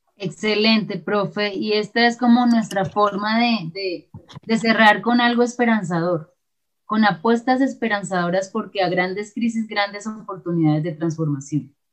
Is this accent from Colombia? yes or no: yes; Colombia; pensarnos como colombianos y colombianas